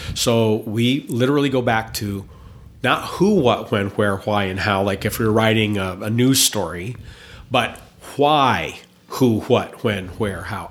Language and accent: English; Indiana, United States; also born or lived in Wisconsin; now in Boise, United States; I grew up in Indiana, but lived in Wisconsin for a very long time